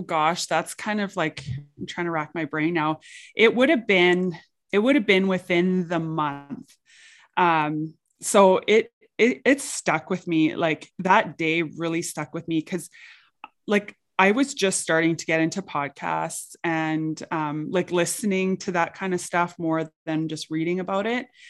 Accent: St. Paul, Alberta, Canada; I grew up in a very small town. Um, I grew up in Saint Paul.

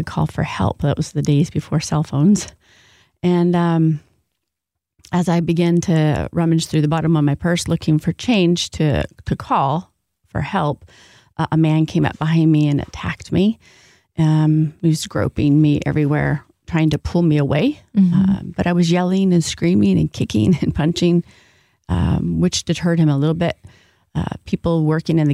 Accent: Southern California, United States; moved away as an adult; also born or lived in Oceanside, California / East County, San Diego; now in West Michigan, United States; I'm actually born and raised in Southern California.

